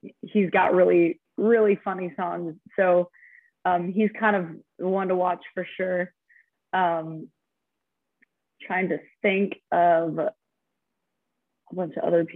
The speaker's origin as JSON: {"language": "English", "town": "Albuquerque", "region": "New Mexico", "country": "United States", "tie": "born or raised there", "moved": "yes", "said": "my hometown in Albuquerque"}